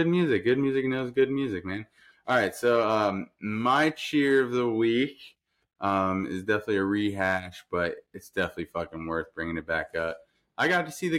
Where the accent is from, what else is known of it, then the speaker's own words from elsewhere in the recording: New York, United States; moved away; I'm from New York